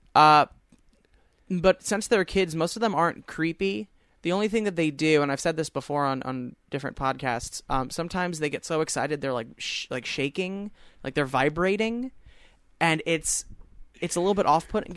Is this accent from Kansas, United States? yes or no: no; Long Island, New York, United States; I said, Long Island.